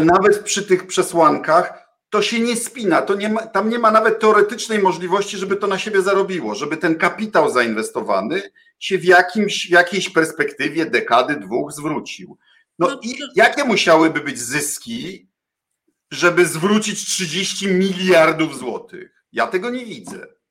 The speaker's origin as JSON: {"language": "Polish", "town": "Bydgoszcz", "region": "Kuyavian-Pomeranian Voivodeship", "country": "Poland", "tie": "born or raised there", "said": "ja się urodziłem w Bydgoszczy, liceum w Bydgoszczy, reprezentuję e, e, Kujawsko-Pomorskie."}